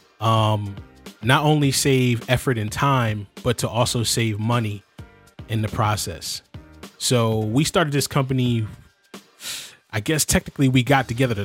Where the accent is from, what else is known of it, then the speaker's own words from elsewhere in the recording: Philadelphia, Pennsylvania, United States; we're all from the Philadelphia area